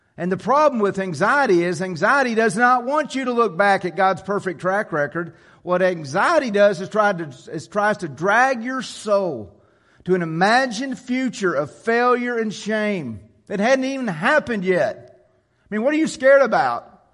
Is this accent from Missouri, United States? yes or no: no; Jonesboro, Arkansas, United States; I grew up in Jonesboro